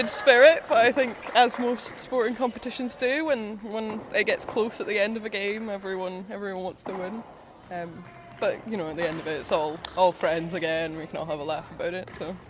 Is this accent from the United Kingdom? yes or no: yes; Stirling, Scotland, United Kingdom; from Stirling County.